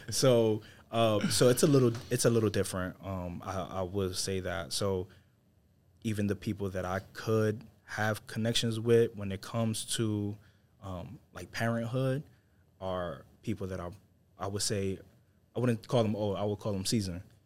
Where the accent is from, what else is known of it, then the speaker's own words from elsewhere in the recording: New York City, New York, United States; moved away; I'm originally from New York City, from Harlem. So we grow up with this edge.